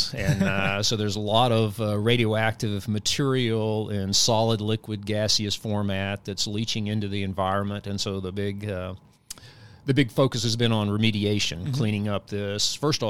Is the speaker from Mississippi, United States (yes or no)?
yes; Tunica, Lula, Rich area, Mississippi, United States; moved away as an adult; also born or lived in Clarksdale, Mississippi / Austin, Texas / Washington State; now in Huntsville, United States; I was born and raised in Mississippi, born in Clarksdale, Mississippi, grew up in the Tunica, Lula Rich area.